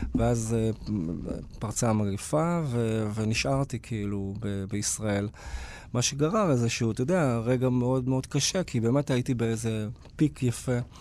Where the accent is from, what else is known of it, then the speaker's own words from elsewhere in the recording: Beersheba, Southern District, Israel; גדלתי בבאר שבע